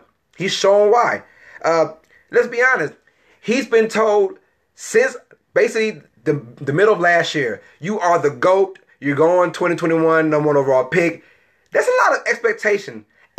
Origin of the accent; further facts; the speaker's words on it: Louisiana, United States; Now, people call him Etienne, but, you know, we're from Louisiana. It's pronounced Etienne.